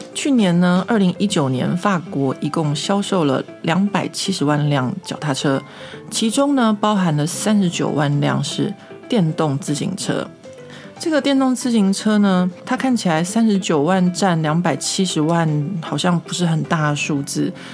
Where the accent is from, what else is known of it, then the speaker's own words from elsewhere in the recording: Taiwan; now in Paris, France; 秉着我台湾人的服务精神